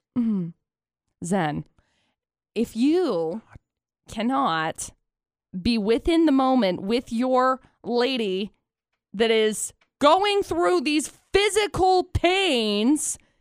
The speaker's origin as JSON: {"language": "English", "town": "Brigham City", "region": "Utah", "country": "United States", "tie": "born or raised there", "also_born_or_lived": "Tremonton, Utah", "said": "I moved to Tremont and from Brigham City"}